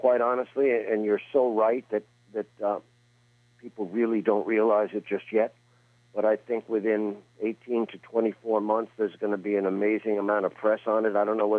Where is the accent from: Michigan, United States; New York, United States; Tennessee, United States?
New York, United States; New York City; moved away; I'm from Queens.